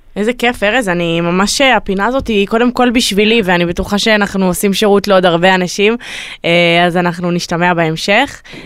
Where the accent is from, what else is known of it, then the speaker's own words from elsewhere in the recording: Tel Aviv, Tel Aviv District, Israel; אנחנו תל אביבים